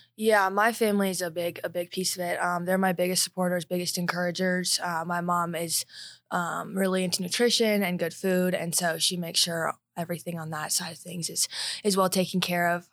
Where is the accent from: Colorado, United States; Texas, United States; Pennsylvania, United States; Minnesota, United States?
Colorado, United States; Highlands Ranch; I grew up in Highlands Ranch